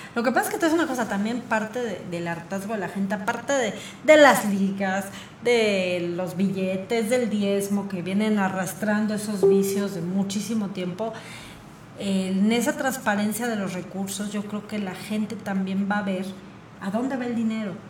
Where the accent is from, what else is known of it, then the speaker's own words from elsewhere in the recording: Querétaro, Mexico; ya somos pocos queretanos